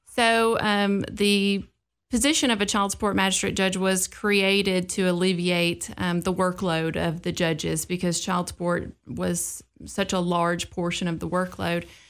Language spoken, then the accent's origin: English; Clarksville, Tennessee, United States; being born and raised in Clarksville